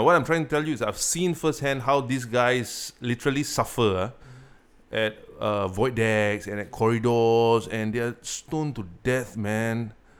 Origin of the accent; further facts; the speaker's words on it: Singapore; I grew up in Marine Terrace.